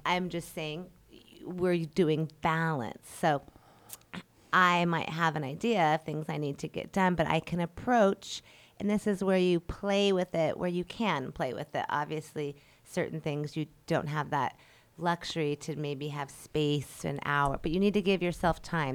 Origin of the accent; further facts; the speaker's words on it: Colorado, United States; moved away as an adult; now in Hawaii, United States; Colorado. That's actually my hometown.